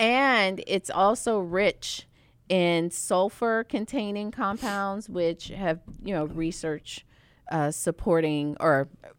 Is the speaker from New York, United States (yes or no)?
no; Savannah, Georgia, United States; I'm from Savannah, Georgia.